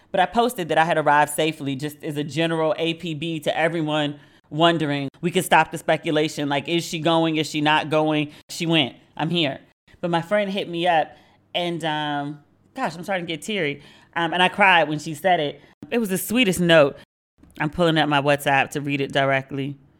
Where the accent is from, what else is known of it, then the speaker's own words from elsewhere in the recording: Maryland, United States; moved away as an adult; now in Accra, Ghana; I am from Maryland. We are, like, we are known for our seafood